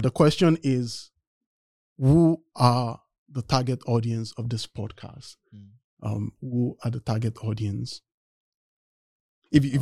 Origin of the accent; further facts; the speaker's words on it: Nigeria; moved away as an adult; now in United States; I am originally from Nigeria and I came to the US to study mechanical engineering